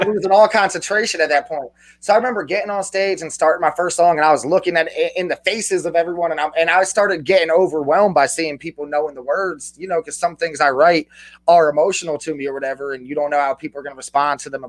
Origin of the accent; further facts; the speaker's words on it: New Jersey, United States; I'm from New Jersey. I'm real close to New York